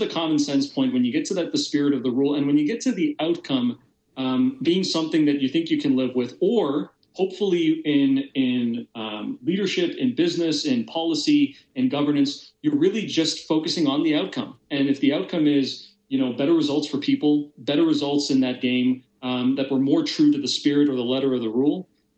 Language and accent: English; Hamilton, Ontario, Canada; growing up in Ontario, particularly close to the Buffalo border.